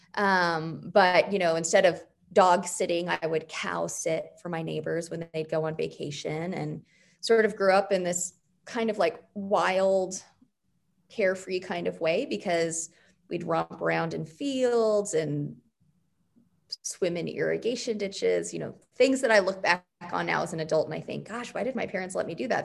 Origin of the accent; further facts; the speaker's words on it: just west of Phoenix, Arizona, United States; also born or lived in Wyoming; now in Oklahoma City, United States; I grew up in Arizona, just west of Phoenix